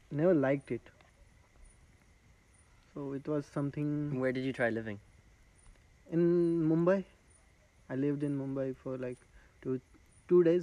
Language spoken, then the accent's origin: English; Nashik, Katsurli village, Maharashtra, India; I was born in Nasik, Nasik no. city only. But uh, I grew up in a lot of uh, Adivasi padas. Adivasi is a tribal people.